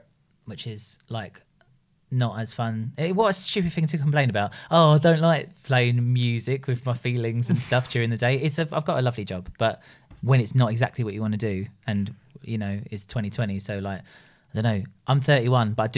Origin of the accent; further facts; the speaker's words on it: London, United Kingdom; accent: Cockney; I'm a Cockney